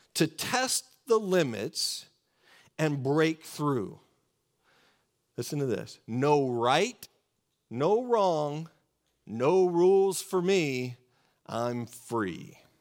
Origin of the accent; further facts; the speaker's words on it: Oregon, United States; I grew up in Oregon, just about an hour and a half from the coast of Oregon